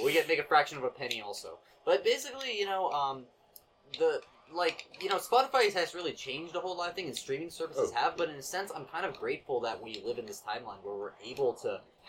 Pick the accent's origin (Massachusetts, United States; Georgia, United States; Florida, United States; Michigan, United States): Florida, United States; Fort Lauderdale; I grew up in South Florida, like Fort Lauderdale area.